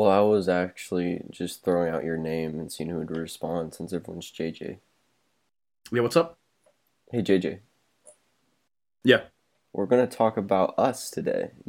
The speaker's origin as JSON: {"language": "English", "town": "Topeka", "region": "Kansas", "country": "United States", "tie": "born or raised there", "said": "born and raised in Topeka, Kansas."}